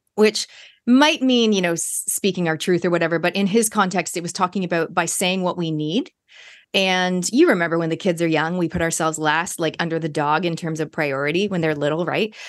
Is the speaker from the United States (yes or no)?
no; Canada; moved away as an adult; now in New Zealand; I am a Kiwi by genetics, but I grew up in Canada